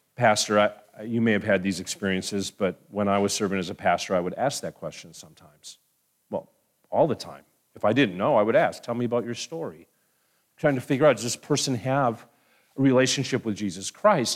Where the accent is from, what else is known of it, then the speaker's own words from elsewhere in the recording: Madison, Wisconsin, United States; moved away; I came back to my, my hometown, Madison, Wisconsin